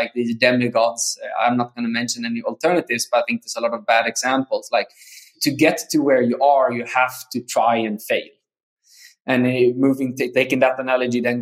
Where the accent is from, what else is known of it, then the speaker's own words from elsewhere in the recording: Sweden; moved away as an adult; also born or lived in South America / San Diego; I'm Swedish, born and raised in Sweden.